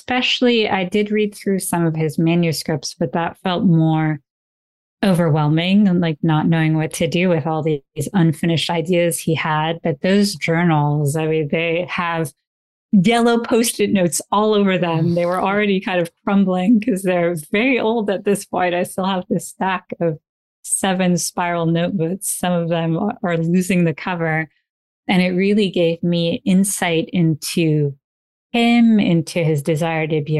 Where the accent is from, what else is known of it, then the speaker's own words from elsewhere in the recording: Paris, Île-de-France, France; moved away as an adult; also born or lived in Italy / Nepal; We grew up in Paris.